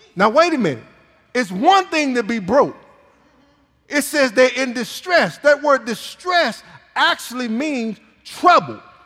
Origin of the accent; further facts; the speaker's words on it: Michigan, United States; moved away; I'm from Michigan. It's hard to be from Michigan and not watch Michigan football uh, growing up